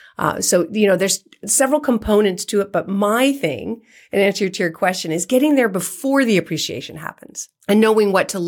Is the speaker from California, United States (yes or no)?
yes; Atherton, California, United States; I grew up in California, just outside of San Francisco, and I watched us live in a house that my dad paid $99,000 for in Atherton.